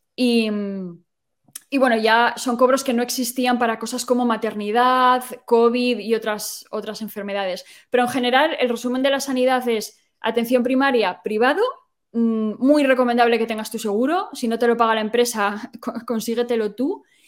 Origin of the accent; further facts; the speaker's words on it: Asturias, Spain; moved away as an adult; now in Ireland; Yo soy de Asturias